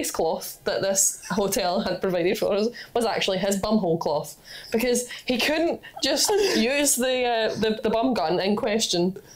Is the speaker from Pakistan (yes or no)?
no; England, United Kingdom; I'm from England